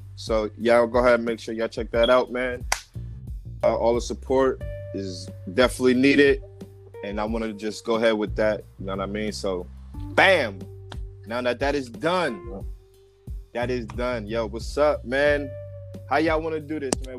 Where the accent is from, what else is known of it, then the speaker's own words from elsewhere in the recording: New Jersey, United States; now in California, United States; I'm from Jersey, b. You know what I'm saying? And yeah. I'm out here in California